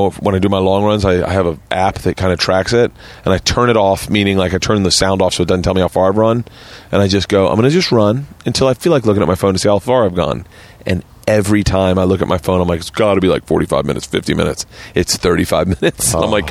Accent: Tampa, Florida, United States; moved away as an adult; also born or lived in New York; I grew up in Tampa.

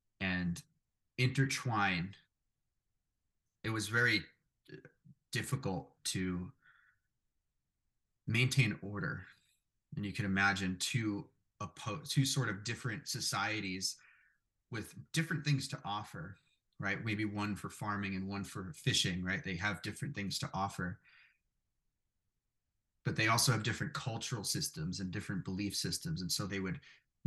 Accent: New York City, New York, United States; I grew up in Brooklyn, New York, a very, at the time, Italian neighborhood where I was from

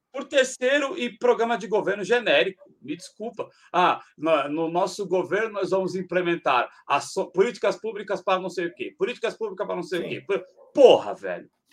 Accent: São Paulo, Brazil; eu sou da Zona Leste de São Paulo

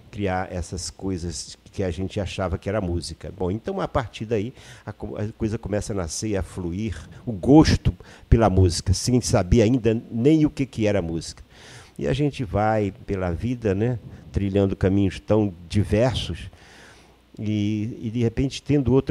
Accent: Maranhão, Brazil; now in Rio de Janeiro, Brazil; vivi a minha vida quase toda no Rio de Janeiro, mas eu sou maranhense. E onde eu nasci, eu acho que o povoado onde eu nasci, é bom que a gente registre aqui, tinha 11 casas.

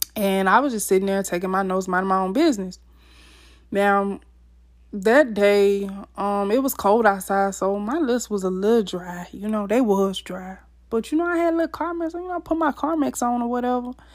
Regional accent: Mississippi, United States; I was born and raised in Mississippi

